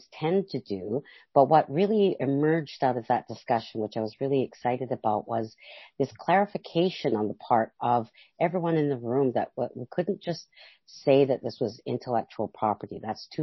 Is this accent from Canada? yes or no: yes; Alert Bay, British Columbia, Canada; I come from Alert Bay, BC, from the Kwagyoth and the Mamalila people